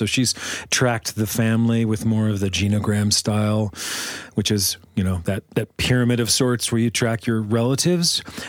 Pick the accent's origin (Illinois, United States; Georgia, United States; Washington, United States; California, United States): Washington, United States; year ago, I would have said Washington State.